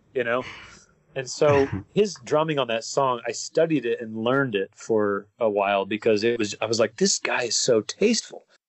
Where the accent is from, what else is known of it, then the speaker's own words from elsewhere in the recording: near Salt Lake City, Utah, United States; moved away as an adult; now in California, United States; I grew up Mormon in Utah